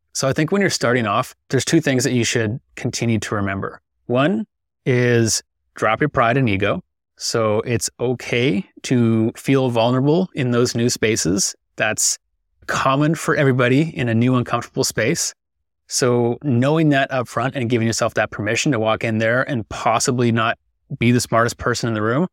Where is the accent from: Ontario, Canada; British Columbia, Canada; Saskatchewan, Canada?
British Columbia, Canada; Victoria; I'm from Victoria, British Columbia. Fortunate enough to be born and raised here